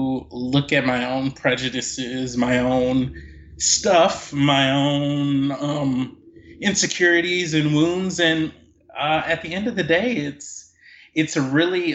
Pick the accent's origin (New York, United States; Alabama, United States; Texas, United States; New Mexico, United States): Alabama, United States; Mobile; moved away as an adult; also born or lived in California; I was born and raised in Mobile, Alabama. I lived there until I was 18, and then I came out to California for college.